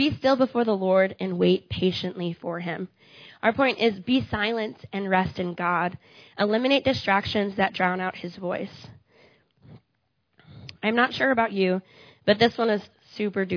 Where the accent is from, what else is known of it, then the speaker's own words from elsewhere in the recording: Iowa, United States; moved away; I'm from Iowa